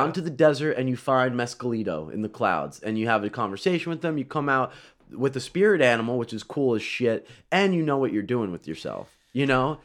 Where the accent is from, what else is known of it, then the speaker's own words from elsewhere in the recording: Florida, United States; I grew up in Florida